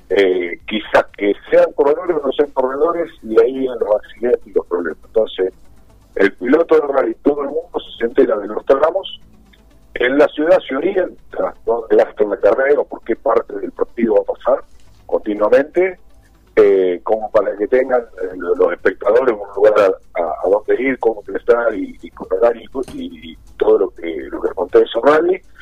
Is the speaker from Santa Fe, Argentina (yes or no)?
no; Chivilcoy, Buenos Aires Province, Argentina; que soy chilencoyano de 100 kilómetros